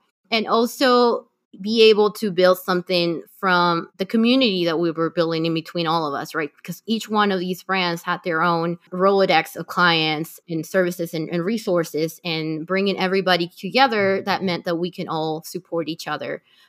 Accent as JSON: {"language": "English", "region": "Lima", "country": "Peru", "said": "We're using Lima as our beachhead just because, you know, I'm from Lima."}